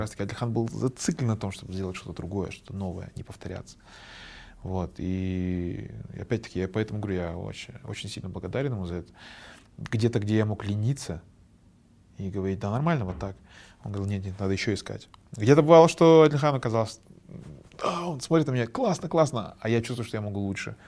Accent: Kazakhstan; я вот казах, я знаю свою родную культуру

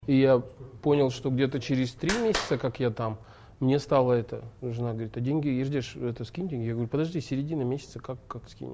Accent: Kazakhstan; мы же казахи

